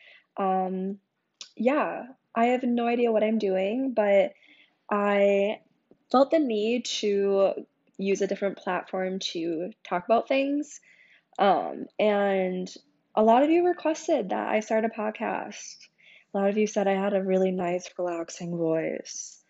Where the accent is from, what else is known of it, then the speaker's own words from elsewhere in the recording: St. Paul, Minnesota, United States; now in Minneapolis, United States; I grew up in St. Paul, Minnesota